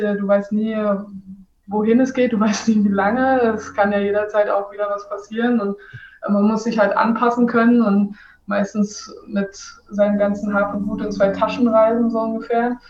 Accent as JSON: {"language": "German", "town": "Halle", "region": "Saxony-Anhalt", "country": "Germany", "tie": "born or raised there", "also_born_or_lived": "Leipzig / Italy / France / Belgium", "moved": "as an adult", "lives_now": "Hannover, Germany", "said": "Ich bin in Halle Saale groß geworden"}